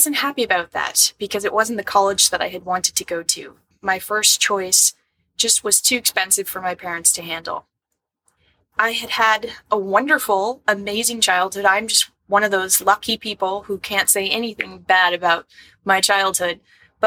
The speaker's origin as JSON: {"language": "English", "town": "New York City", "region": "New York", "country": "United States", "tie": "born or raised there", "said": "I grew up in the West Village housing in Greenwich Village on Washington and Bank Street"}